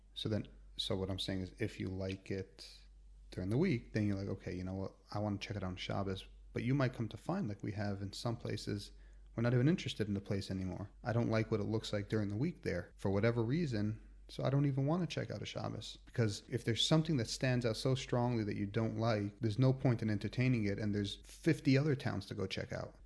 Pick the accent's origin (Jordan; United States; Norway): United States; moved away as an adult; also born or lived in New York / Washington; now in Israel; I'm, I'm from America